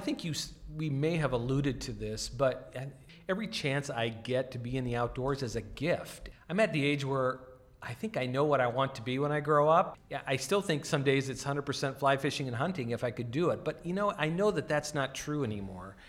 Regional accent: the Dakotas, United States; I grew up in the Dakotas

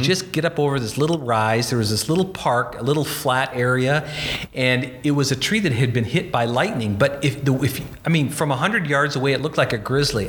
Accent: Bismarck, North Dakota, United States; moved away; my hometown, Bismarck, North Dakota

